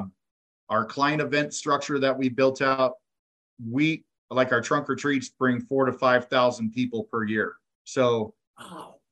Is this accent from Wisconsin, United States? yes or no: no; Sacramento, California, United States; now in Colorado Springs, United States; I grew up in Sacramento.